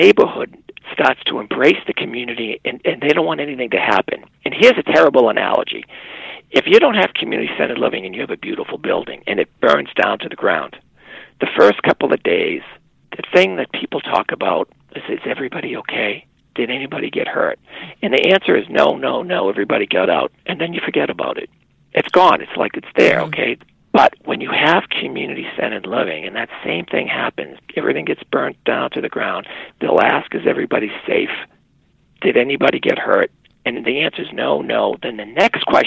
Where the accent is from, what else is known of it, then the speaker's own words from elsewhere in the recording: United States; as an American